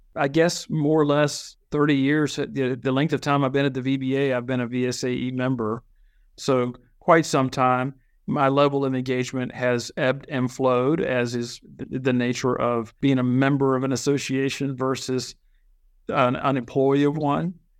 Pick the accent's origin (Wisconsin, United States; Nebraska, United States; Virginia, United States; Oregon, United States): Virginia, United States; also born or lived in Chile; But I was born in Virginia, been in Virginia all my life